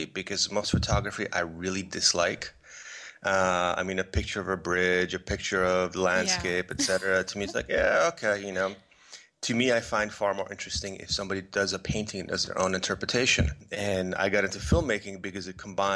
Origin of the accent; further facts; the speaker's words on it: East Coast, United States; also born or lived in Poland; now in Los Angeles, United States; I'm originally from Poland. And my mother took me to the States when I was a kid. I grew up on the East Coast